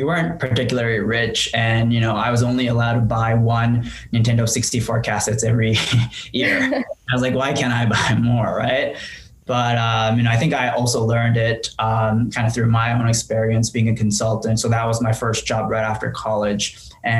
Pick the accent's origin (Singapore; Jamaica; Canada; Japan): Japan; Tokyo; English is a second language; moved away as an adult; also born or lived in France; now in United States; I was born in Tokyo and raised as the only child in my family